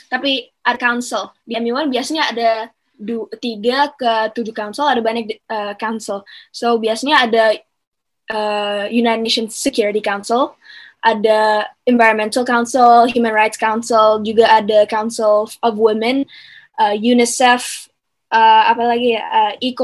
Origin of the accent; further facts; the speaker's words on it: Jakarta, Indonesia; Canadian mama gue dari Kanada uh, bapak gue dari Bali uh, tapi I live in Jakarta tinggal di Jakarta udah 16 tahun sih